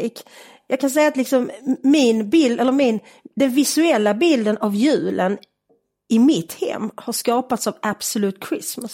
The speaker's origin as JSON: {"language": "Swedish", "town": "Malmö", "region": "Skåne", "country": "Sweden", "tie": "born or raised there", "said": "Jag är uppväxt i Malmö på Sofielund"}